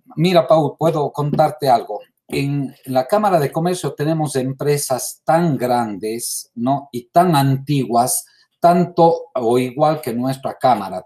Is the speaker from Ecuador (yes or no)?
yes; Ecuador; para nosotros hoy, como ecuatorianos